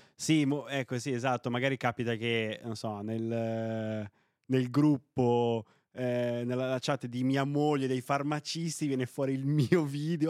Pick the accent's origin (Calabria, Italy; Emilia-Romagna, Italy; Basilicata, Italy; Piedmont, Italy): Piedmont, Italy; Novara; io sono piemontese, no? Eh, sono di Novara